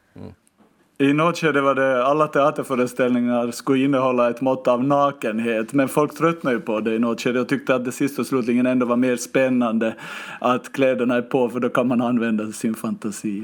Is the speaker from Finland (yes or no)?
yes; Finland; now in Stockholm, Sweden; jag hoppade ju till som finlandssvensk